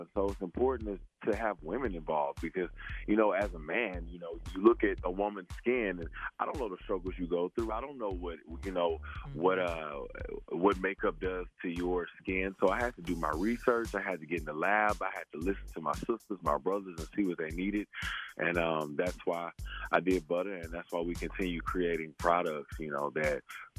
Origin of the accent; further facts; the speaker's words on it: the South, United States; being a black man and seeing my beautiful black mother and, you know, all of the different shades of black growing up in the South.